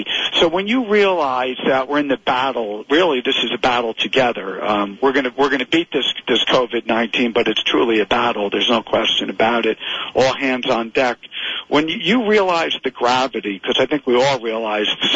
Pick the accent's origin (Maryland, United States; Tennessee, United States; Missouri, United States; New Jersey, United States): New Jersey, United States; Springfield; I grew up in Springfield, right in Union County